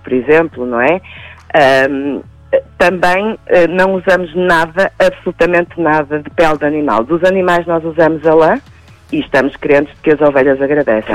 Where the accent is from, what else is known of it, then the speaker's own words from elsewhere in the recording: Portugal; Nós somos portugueses